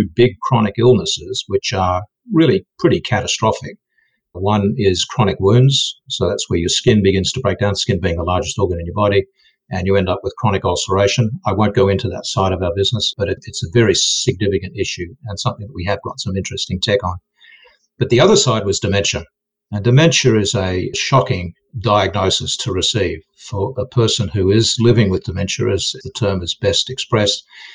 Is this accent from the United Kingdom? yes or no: no; Australia; moved away as an adult; also born or lived in Silicon Valley, United States; I'm Australian